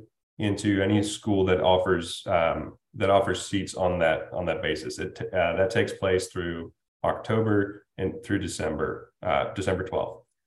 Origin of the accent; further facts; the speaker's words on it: Toledo, Ohio, United States; moved away; Where I come from, where I was raised in Toledo, Ohio